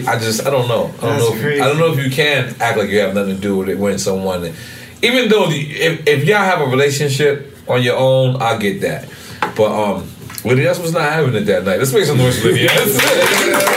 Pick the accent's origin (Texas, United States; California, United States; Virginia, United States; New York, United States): New York, United States; New York City; I'm from Queens